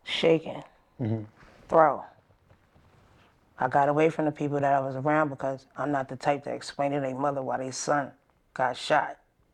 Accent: Brooklyn, New York, United States; I'm from Brooklyn, Bed-Stuy.

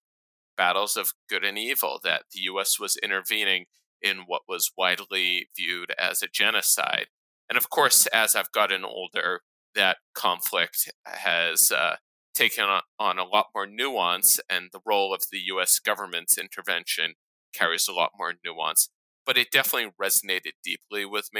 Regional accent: United States; grow up, I believe, as an American Jew

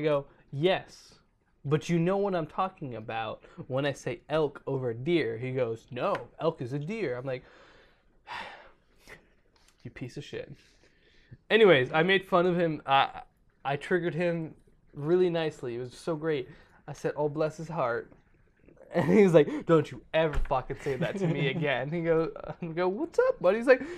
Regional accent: Bavaria, Germany; born there; I was born in Bavaria, which is also the southern part of Germany.

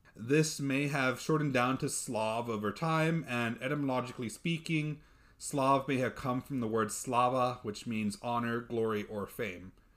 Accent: Texas, United States; I'm Texan

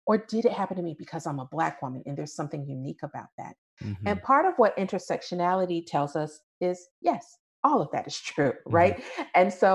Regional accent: United States; But at the same time, the fact that I'm American very much shapes who I am.

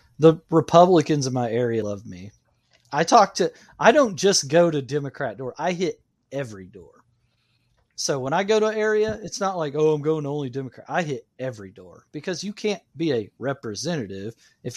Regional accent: United States; I'm an American.

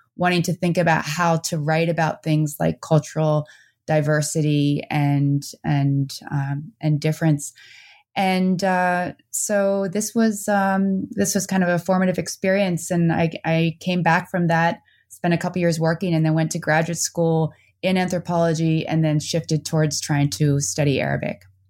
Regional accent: New Jersey, United States; moved away as an adult; also born or lived in Netherlands; now in Vermont, United States; I grew up both in the Netherlands, uh, for a couple years, and then I moved to New Jersey

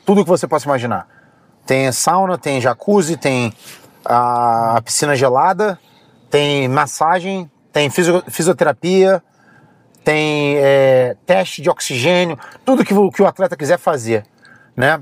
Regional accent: Rio de Janeiro, Brazil; also born or lived in Philadelphia, United States; now in Las Vegas, United States; Eu saí do Rio de Janeiro para fugir da favela

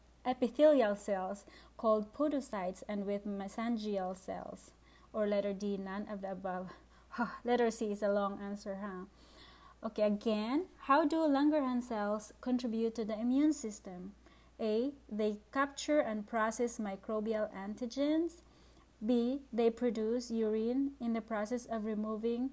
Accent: Philippines; English is a second language; I'm from the Philippines, by the way, and English is my second language

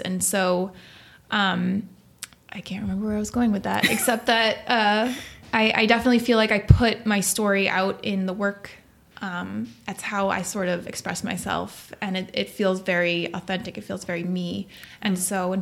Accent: Nantucket, Massachusetts, United States; moved away; also born or lived in Manhattan; I grew up on Nantucket Island

